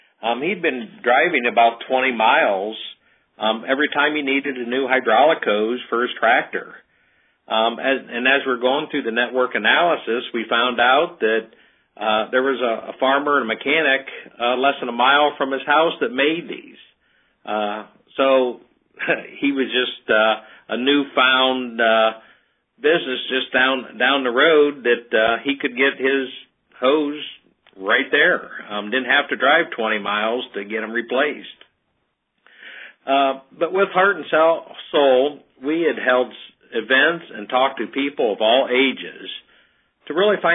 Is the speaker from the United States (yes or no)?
yes; Ohio, United States; we're from Ohio, a small village about 50 miles south of Toledo. We have a population of about 1,700 there.